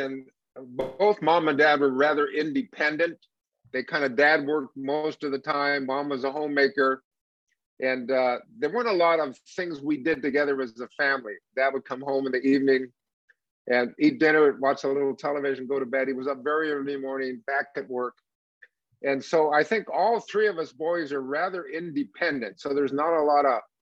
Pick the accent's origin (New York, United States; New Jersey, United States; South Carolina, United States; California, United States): California, United States; Palm Springs; also born or lived in Los Angeles, California; Maybe six or seven, we moved out to Palm Springs